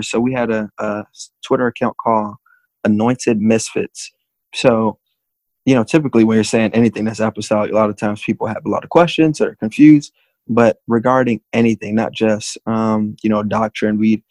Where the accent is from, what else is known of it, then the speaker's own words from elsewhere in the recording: Miami, Florida, United States; born and raised in Miami